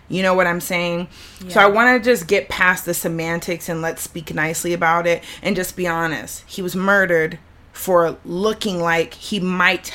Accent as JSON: {"language": "English", "region": "the South", "country": "United States", "said": "I'm from the South"}